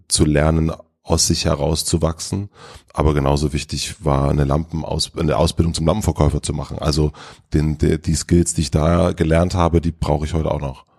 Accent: Gröden, Brandenburg, Germany; now in Berlin, Germany; das Dorf Gröden, wo ich aufgewachsen bin

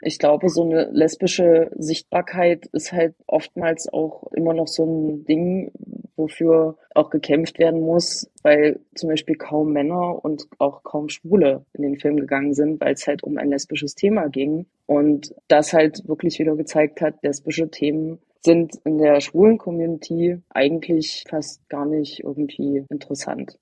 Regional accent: Eichsfeld, Thuringia, Germany; moved away as an adult; diese katholische Gegend, wo ich aufgewachsen bin, das Eichsfeld ist ein relativ großer Landkreis

